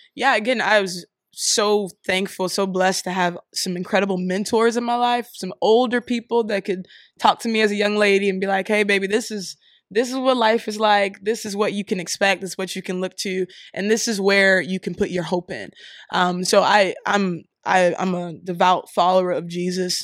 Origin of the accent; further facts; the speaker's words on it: Columbus, Ohio, United States; moved away as an adult; also born or lived in Missouri / Philadelphia, Pennsylvania; now in Pittsburgh, United States; I live in Pittsburgh right now, um, but I was born in Missouri, raised in Columbus, Ohio